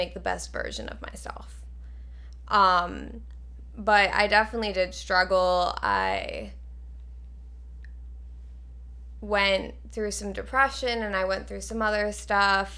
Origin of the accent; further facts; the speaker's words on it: Westchester, New York, United States; moved away; also born or lived in Alabama; I was born in Westchester, New York, about 30 minutes from the city, and I lived there, like, my entire life, and one day I'm told that I'm moving to Alabama